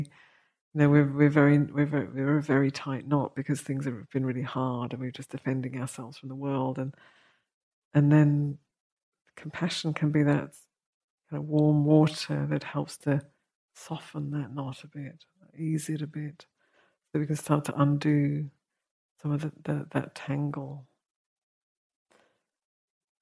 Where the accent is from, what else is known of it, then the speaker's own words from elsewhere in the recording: United Kingdom; we're British